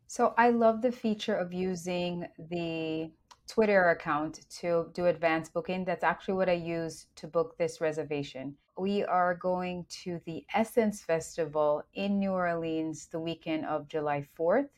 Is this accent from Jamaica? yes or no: yes; Jamaica; now in United States; Being raised in Jamaica